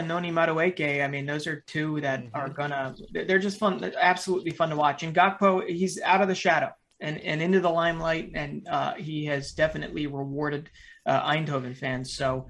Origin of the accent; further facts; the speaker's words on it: United States; as an American, we know the dual national fight very, very well.